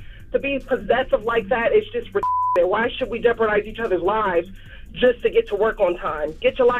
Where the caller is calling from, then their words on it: Columbus, Ohio, United States; I'm from Columbus, Ohio. How y'all doing?